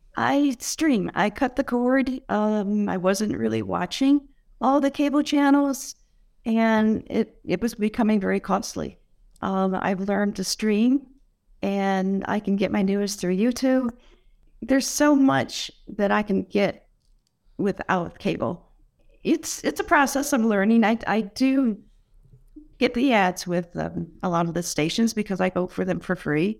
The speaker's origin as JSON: {"language": "English", "town": "Buffalo", "region": "New York", "country": "United States", "tie": "born or raised there", "moved": "yes", "lives_now": "Southport, United States", "said": "I grew up in Buffalo"}